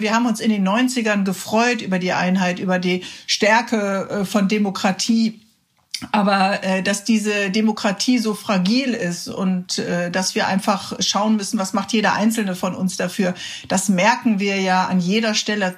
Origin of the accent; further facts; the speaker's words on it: Cologne, North Rhine-Westphalia, Germany; als Kölnerin